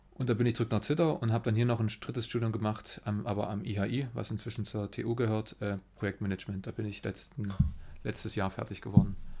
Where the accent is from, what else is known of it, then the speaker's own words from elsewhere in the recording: Weißenberg, Saxony, Germany; also born or lived in Berlin; now in Zittau, Germany; Geboren in äh, Berlin und aufgewachsen ähm, bei Weißenberg